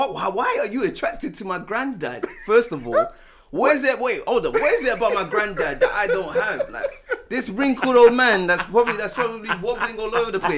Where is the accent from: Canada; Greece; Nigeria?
Nigeria; I'm Nigerian.